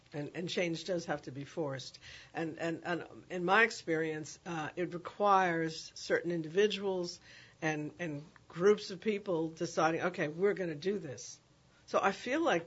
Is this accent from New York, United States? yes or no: yes; New York City, New York, United States; now in New Orleans, United States; I grew up in the Bronx, and we had music and arts education every year from the sixth grade until I graduated from high school